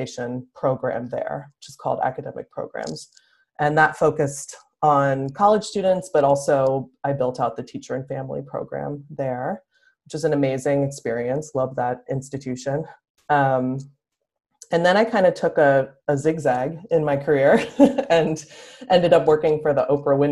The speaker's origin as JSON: {"language": "English", "town": "Philadelphia", "region": "Pennsylvania", "country": "United States", "tie": "born or raised there", "moved": "as an adult", "lives_now": "Los Angeles, United States", "said": "I grew up on the East Coast and in Philadelphia"}